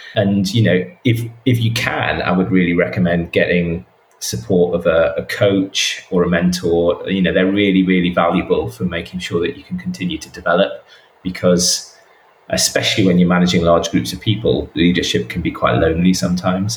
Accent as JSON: {"language": "English", "region": "the north of England", "country": "United Kingdom", "also_born_or_lived": "London", "moved": "yes", "said": "I speak as a Northerner as well"}